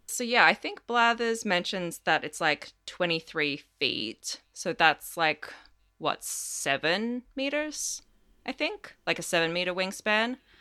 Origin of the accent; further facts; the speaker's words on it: Australia; I'm Australian as well